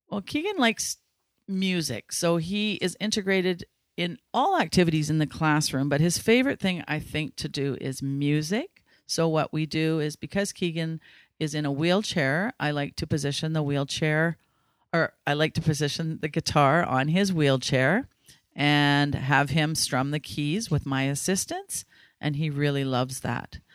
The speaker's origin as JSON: {"language": "English", "town": "Ladner", "region": "British Columbia", "country": "Canada", "tie": "born or raised there", "said": "I was born and raised in Ladner, and I grew up on a farm that's been in my family for over 100 years"}